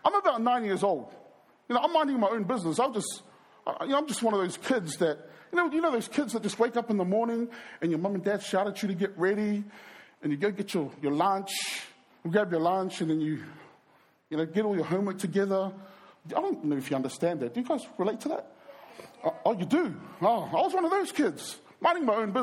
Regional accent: New Zealand; I was brought up in New Zealand. I was born in New Zealand.

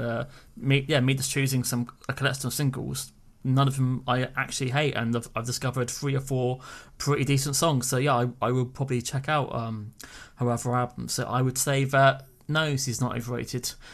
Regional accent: United Kingdom; speaking as a British person

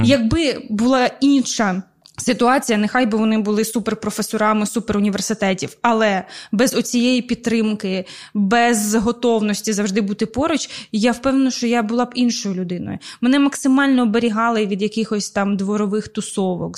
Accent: Zaporizhzhia, Zaporizhzhia Oblast, Ukraine; first language Russian; Ukrainian is a second language; now in Kyiv, Ukraine; Ну ми просто Запоріжжя, ми просто тут живемо. Ми з робочого району

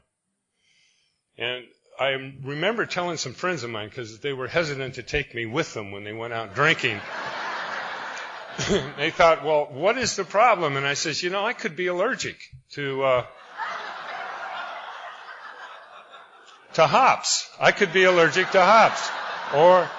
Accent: Spokane, Washington, United States; I'm from Spokane, Washington

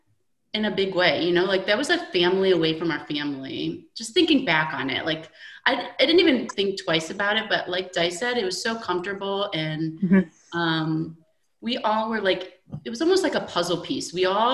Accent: Midwest, United States; we're basically all from the Midwest, most of us, I would say.

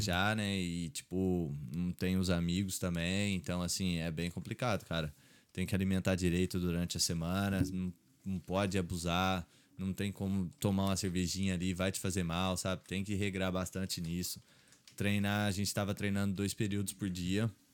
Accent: Três Corações, Minas Gerais, Brazil; also born or lived in Poços de Caldas, Brazil; now in Ireland; eu nasci em Três Corações, aí eu morei lá até os 10 anos. Aí depois meu pai foi trabalhar em Poços de Caldas, que é uma hum. cidade ali em Minas

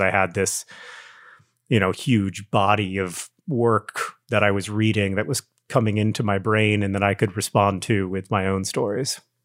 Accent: Orlando, Florida, United States; growing up in Orlando

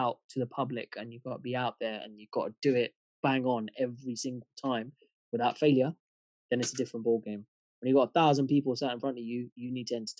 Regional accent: United Kingdom; We as British Asians

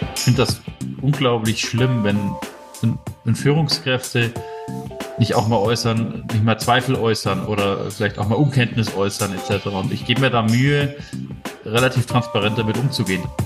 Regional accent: Munich, Bavaria, Germany; bin ja aus München

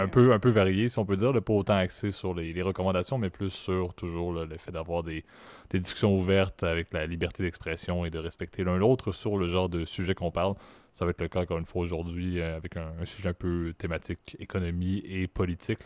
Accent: Quebec, Canada; je suis québécois, j'y suis depuis euh, plus, de, plus de 20 ans

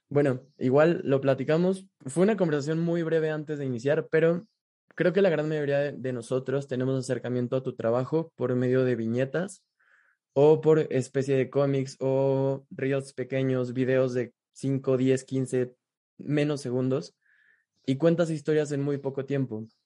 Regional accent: Ecuador; Sí, yo nací en Ecuador.

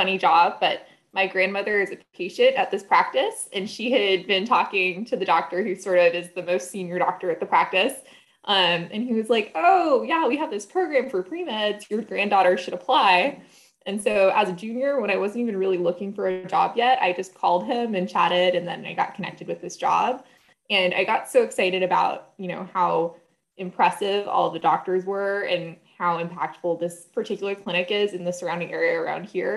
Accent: Los Gatos, California, United States; I grew up in Los Gatos, California, went to Los Gatos High

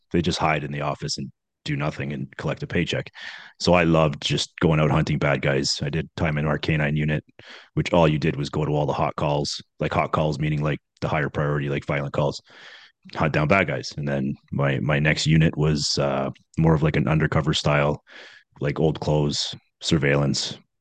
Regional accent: just outside of Toronto, Ontario, Canada; also born or lived in Scarborough, Toronto; I grew up uh, just outside of Toronto. Actually, I was born in Scarborough, which is in Toronto

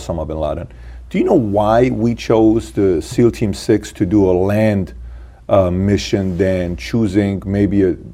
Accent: Iran; moved away; me being born and raised in Iran

